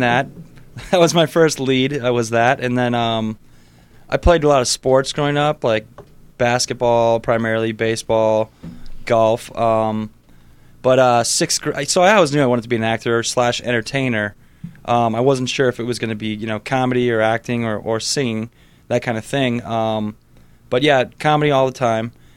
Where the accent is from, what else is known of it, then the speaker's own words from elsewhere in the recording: Sheboygan, Wisconsin, United States; primarily Sheboygan was, was where I spent most of my time